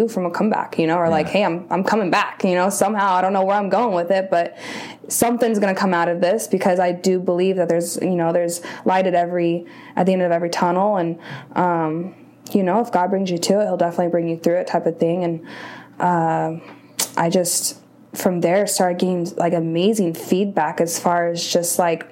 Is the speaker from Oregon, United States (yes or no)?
no; Rancho Cucamonga, California, United States; I'm from Rancho Cucamonga, so like Inland Empire area